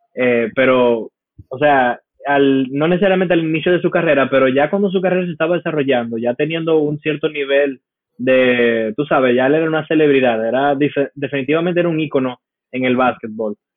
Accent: United States; como americano, a mí me dieron esto en el colegio

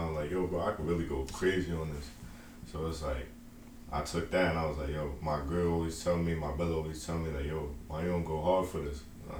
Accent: West Babylon, New York, United States; also born or lived in South Carolina / Atlanta, Georgia; I'm originally from Long Island, New York.

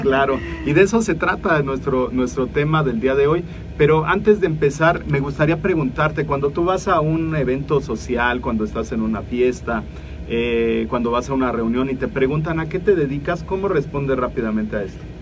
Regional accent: Mexico; como mexicanos

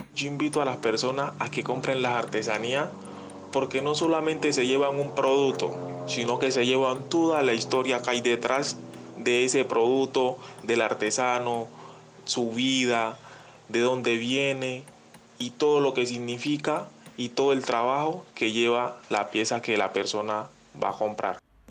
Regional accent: Guapi, Cauca, Colombia; soy del municipio de Huapi, Cauca

